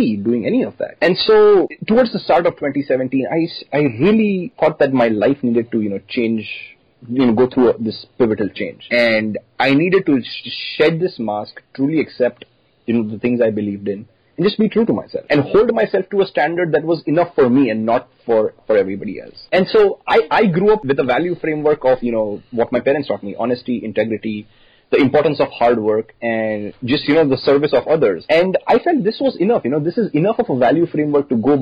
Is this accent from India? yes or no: yes; India; moved away as an adult; now in Austin, United States; as an Indian kid